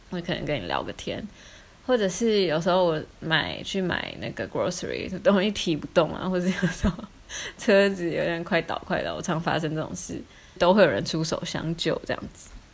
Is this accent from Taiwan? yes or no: yes; Hsinchu, Taiwan; now in Maassluis, Netherlands; 我们是新竹人